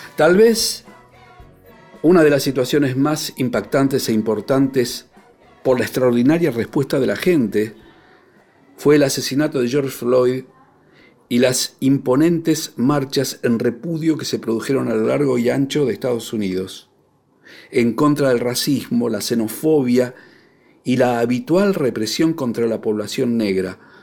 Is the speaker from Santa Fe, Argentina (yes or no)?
no; Buenos Aires, Argentina; cuando era chico, en mi barrio, en Villaluro